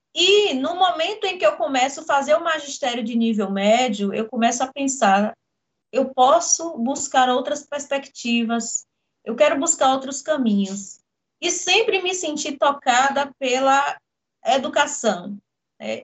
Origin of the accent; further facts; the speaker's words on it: Jequié, Bahia, Brazil; nascida no interior da Bahia, em Jequié